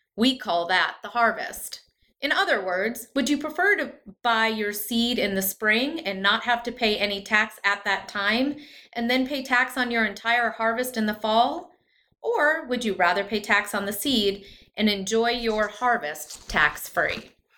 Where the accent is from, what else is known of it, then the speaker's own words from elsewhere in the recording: Midwest, United States; I come from the Midwest. Most of my family's in either North Dakota or Minnesota